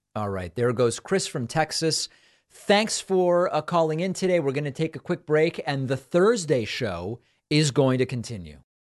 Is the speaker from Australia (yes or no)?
no; Argentina; now in United States; I was born in Argentina, moved to the U.S., Hispanic immigrant